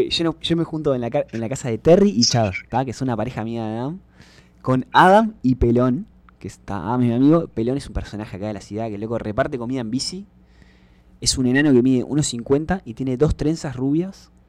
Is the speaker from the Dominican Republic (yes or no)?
no; Uruguay; moved away as an adult; also born or lived in Texas, United States; now in San Marcos, United States